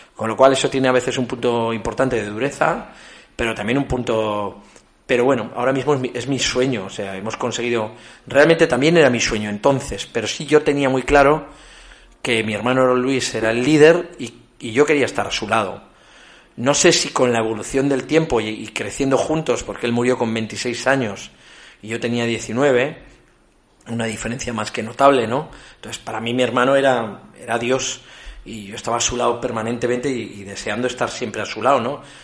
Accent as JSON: {"language": "Spanish", "town": "Ezcaray", "region": "La Rioja", "country": "Spain", "said": "forma parte del ADN como riojanos"}